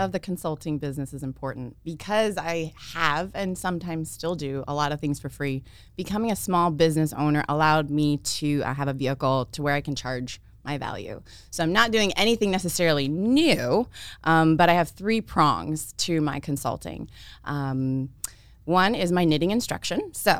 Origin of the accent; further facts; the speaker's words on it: Iowa City, Iowa, United States; born there; I was born here in Iowa City and came back, and maybe we'll talk a little bit more about that, but I've been here for a long while, no intentions of leaving